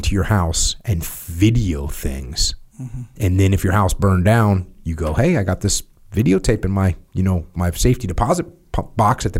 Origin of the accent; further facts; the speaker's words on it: New England, United States; I'm from New England